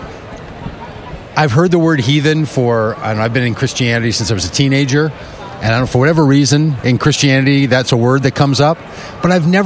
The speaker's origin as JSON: {"language": "English", "region": "Minnesota", "country": "United States", "said": "I'm from Minnesota."}